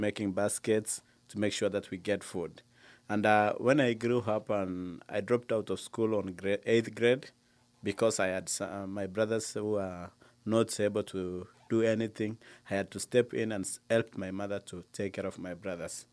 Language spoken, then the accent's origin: English; Lodwar, Turkana County, Kenya; I was born in Lodoar